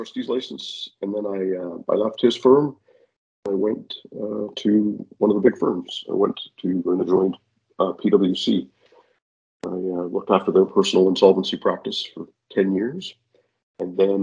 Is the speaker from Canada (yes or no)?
yes; Victoria, British Columbia, Canada; moved away as an adult; now in Vancouver, Canada; I grew up in Victoria